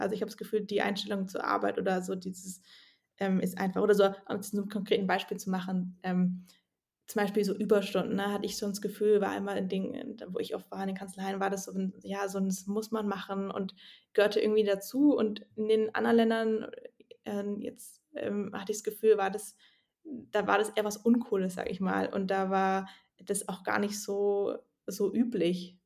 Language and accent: German; Swabia, Germany; ich bin ja auch aus dem Schwabenland